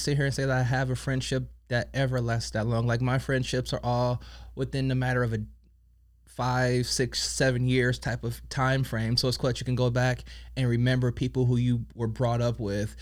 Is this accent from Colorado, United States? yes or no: yes; Colorado, United States; moved away; I grew up in Colorado